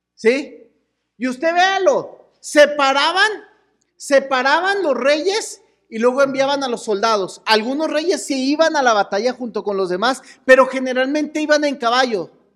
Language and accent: Spanish; Chihuahua, Mexico; somos de Chihuahua